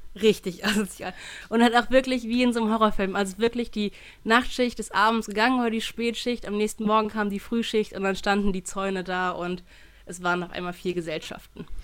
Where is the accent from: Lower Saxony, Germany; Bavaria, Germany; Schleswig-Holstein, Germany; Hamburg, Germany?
Lower Saxony, Germany; Hannover; moved away; also born or lived in Cologne; mein Bier aus meiner Heimatstadt